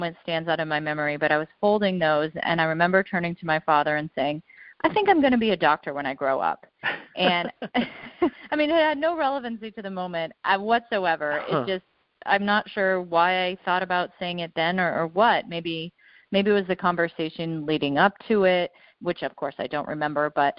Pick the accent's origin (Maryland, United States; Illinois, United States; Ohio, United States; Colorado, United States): Colorado, United States; I grew up in Colorado